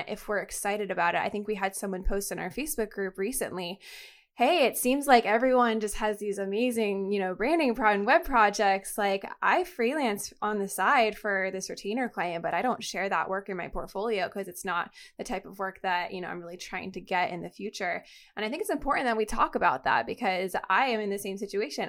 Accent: Florida, United States; moved away as an adult; also born or lived in New York; when I was living in New York because I'm from Florida

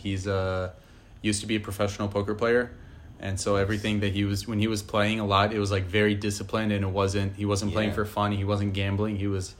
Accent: New York City, New York, United States; growing up in New York City, I feel like it would be a different scenario if you grew up in, like, Nebraska or something like that.

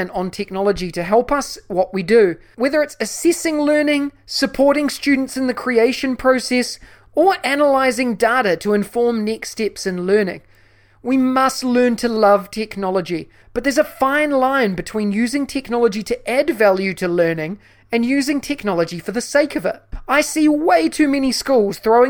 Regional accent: New Zealand; my home country of New Zealand

